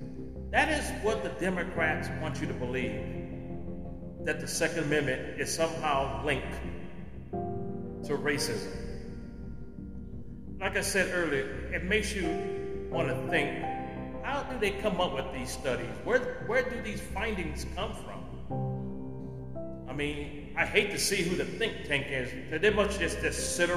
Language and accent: English; United States; as an American